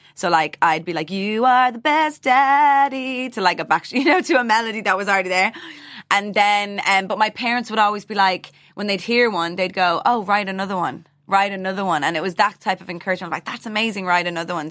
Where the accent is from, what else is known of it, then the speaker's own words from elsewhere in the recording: Dublin, Leinster, Ireland; the way I was raised in Dublin